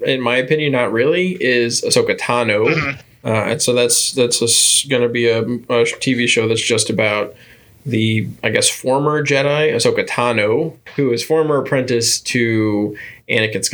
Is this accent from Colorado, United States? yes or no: no; Florida, United States; moved away; we grew up in Florida